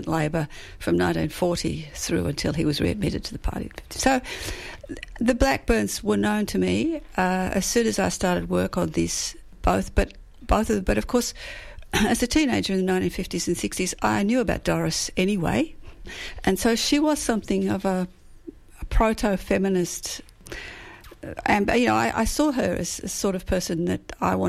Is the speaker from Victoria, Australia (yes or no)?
yes; Coburg, Victoria, Australia; I grew up in the in Coburg